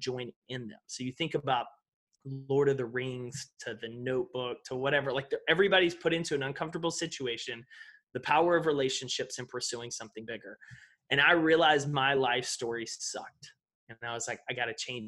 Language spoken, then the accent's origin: English; East Texas, United States; I grew up in East Texas